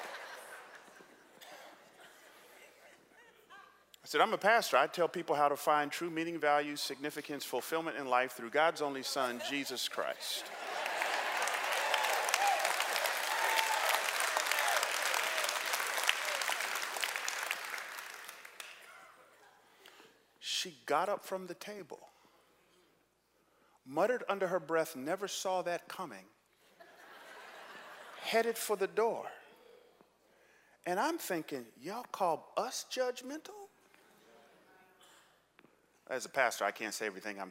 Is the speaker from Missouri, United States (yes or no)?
no; Atlanta, Georgia, United States; also born or lived in New York City; now in San Jose, United States; I grew up in Atlanta in the 70s and 80s.